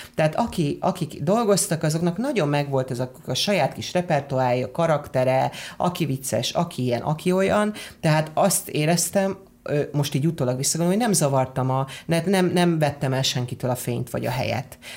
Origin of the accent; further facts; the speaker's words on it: Hungary; moved away as an adult; also born or lived in England; én azért jöttem haza, mert én azt gondolom, hogy én magyar ember vagyok